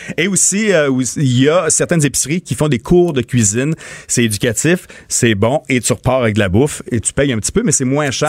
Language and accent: French; Montmagny, Quebec, Canada; born or raised there